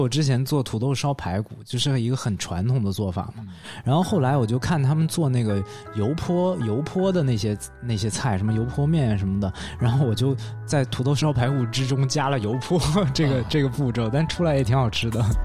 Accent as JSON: {"language": "Chinese", "region": "Northeast China", "country": "China", "said": "大家会认为我是一个东北说唱歌手"}